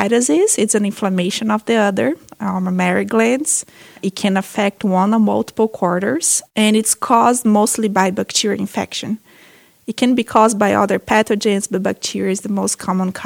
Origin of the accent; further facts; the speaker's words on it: Brazil; moved away as an adult; also born or lived in Minnesota, United States; now in United States; I'm a veterinarian from Brazil. I came to the U.S. in 2010 to do my master's and PhD